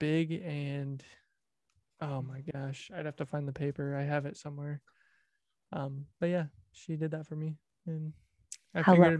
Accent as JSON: {"language": "English", "region": "Indiana", "country": "United States", "said": "and we are from Indiana."}